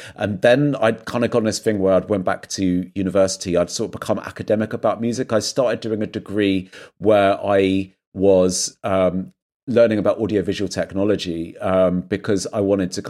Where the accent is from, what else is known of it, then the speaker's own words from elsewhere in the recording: South West England, United Kingdom; would be growing up in Dorset